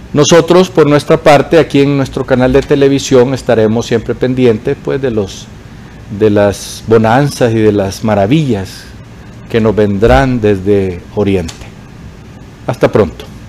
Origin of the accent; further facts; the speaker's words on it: Honduras; los hondureños